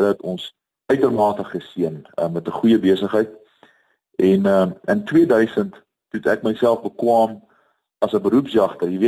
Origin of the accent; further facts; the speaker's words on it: KwaZulu-Natal, South Africa; also born or lived in Bloemfontein; Ek het uh, groot geword in um, verskeie plekke in Suid-Afrika, ek is gebore in Bloemfontein. Ek vormingsjare was op die Natalse suidkus gewees waar ek die see baie goed leer ken het.